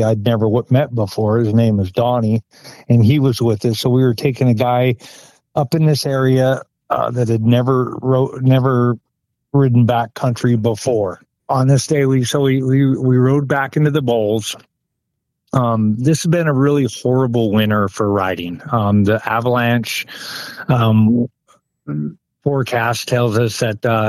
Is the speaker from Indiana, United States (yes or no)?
no; Pocatello, Idaho, United States; I'm born and raised in Pocatello, Idaho